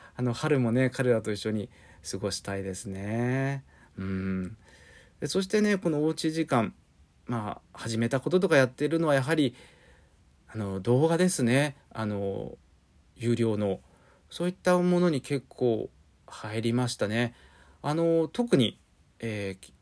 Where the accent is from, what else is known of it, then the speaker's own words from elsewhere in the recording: Yokohama, Kanagawa, Japan; 横浜生まれ、横浜育ち、横浜在住の俳優です